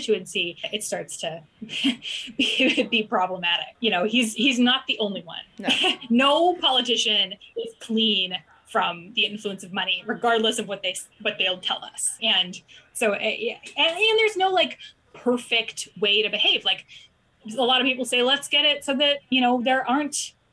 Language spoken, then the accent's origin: English; Alaska, United States; I grew up in Alaska